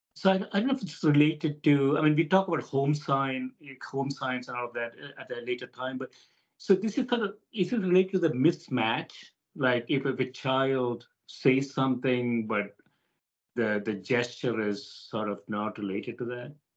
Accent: India; I grew up in India, for example, you know, in a developing country

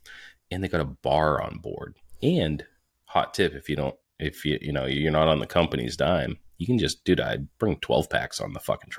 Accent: rural New Hampshire, United States; born or raised there

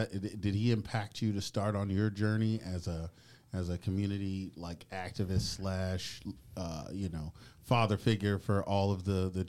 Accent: Tulsa, Oklahoma, United States

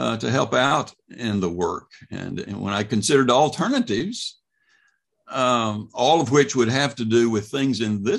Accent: Mississippi, United States; moved away as an adult; also born or lived in Hope, Arkansas / Oxford, Mississippi / Meridian, Mississippi; now in Louisville, United States; born in Arkansas, but raised in Mississippi

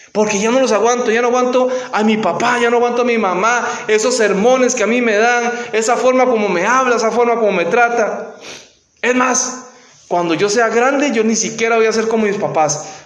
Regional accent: Costa Rica; moved away as an adult; cuando trabajaba en mi país

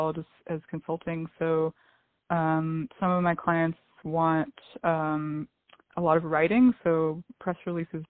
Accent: Silicon Valley, California, United States; moved away as an adult; also born or lived in Los Angeles; I grew up in Silicon Valley, so I think I was always kind of surrounded by the culture of entrepreneurship

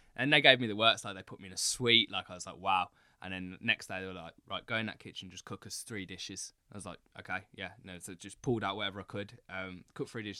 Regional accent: United Kingdom; moved away as an adult; also born or lived in Singapore; I'm so used to being in the U K. Like, it's, it's weird being mixed race in the U K

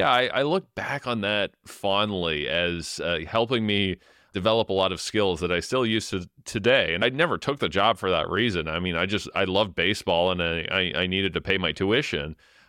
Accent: London, Ontario, Canada; So I grew up in London, Ontario, in the East End, in the manufacturing area that went through a real decline for 10 to 15 years

